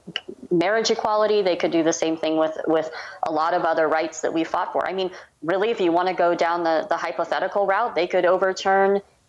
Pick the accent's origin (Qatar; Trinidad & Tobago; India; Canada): Canada; being Canadian, it's just, you know, he's just astounded that these arguments are still happening